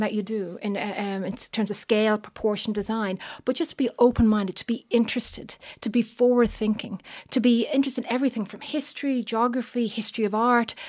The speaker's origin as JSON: {"language": "English", "town": "Bray", "region": "County Wicklow", "country": "Ireland", "tie": "born or raised there", "said": "I was brought up in Bray County, Wycliffe"}